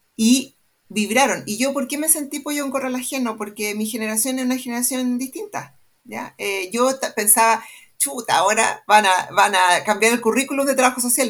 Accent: Santiago, Santiago Metropolitan Region, Chile; estudié en el Manuel de Salas

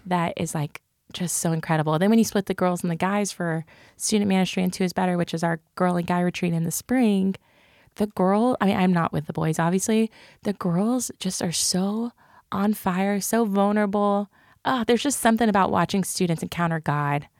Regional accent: Cleburne, Texas, United States; accent: country; I grew up in Cleburne, Texas

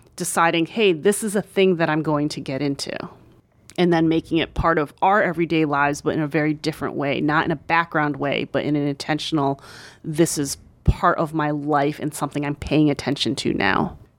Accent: right outside of Philadelphia, Pennsylvania, United States; also born or lived in New York; my hometown right outside of Philadelphia

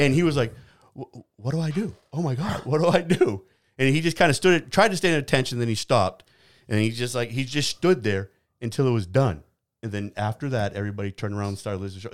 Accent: New Hampshire, United States; moved away; I grew up in New Hampshire

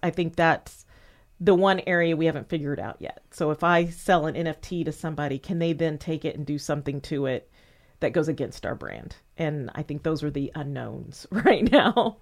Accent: Indianapolis, Indiana, United States; moved away; also born or lived in Murfreesboro, Tennessee; my hometown

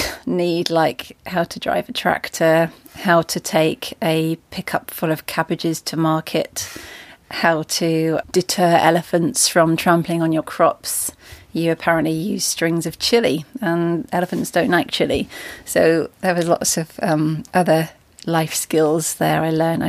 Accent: Devon, South West England, United Kingdom; moved away; I grew up in Devon

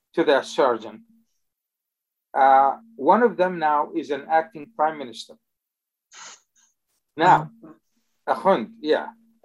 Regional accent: Jordan; I grew up in Jordan

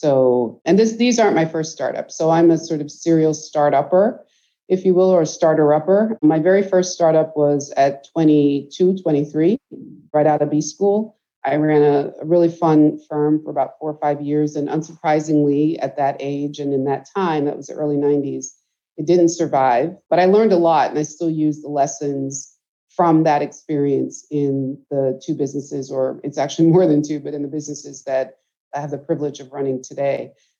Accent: Guyana; now in United States; So first of all, I am an immigrant. I came from Guyana, so hence my focus. And I came here in the very early 70s on Christmas Day

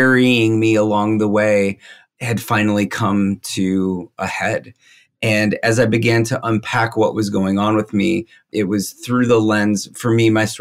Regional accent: Minnesota, United States; moved away as an adult; also born or lived in Chicago; I grew up in Minnesota

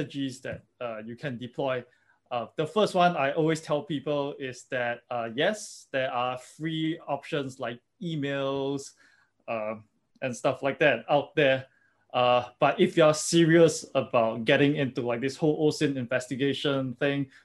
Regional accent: Singapore; I'm from Singapore and everything is tracked

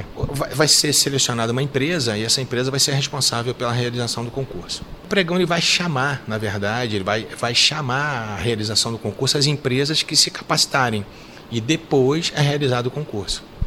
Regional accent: Rio de Janeiro, Brazil; moved away as an adult; now in Minas Gerais, Brazil; Eu vim para cá, eu sou carioca, né? Passei no concurso aqui em Minas em 89

